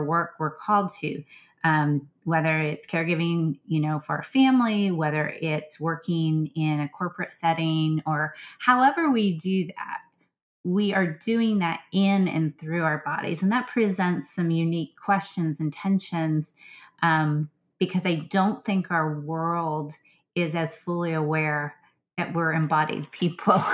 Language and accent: English; Southwest Pennsylvania, United States; also born or lived in Blue Ridge Mountains, Virginia; now in Virginia, United States; I grew up actually in Southwest Pennsylvania, which is also part of the broader Appalachian chain.